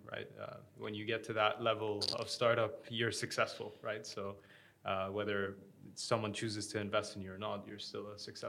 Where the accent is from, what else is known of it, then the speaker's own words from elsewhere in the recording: Abu Dhabi, United Arab Emirates; moved away as an adult; also born or lived in United States; I grew up in Abu Dhabi.